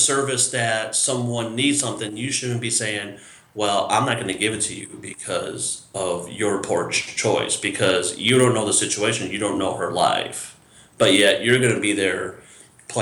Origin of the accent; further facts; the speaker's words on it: near Morrison, Illinois, United States; not too far from my hometown, is a town called Morrison